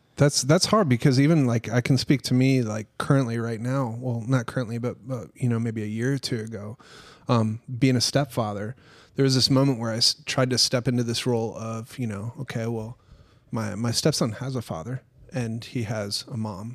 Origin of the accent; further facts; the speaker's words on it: Minnesota, United States; I grew up in Minnesota, like, on a farm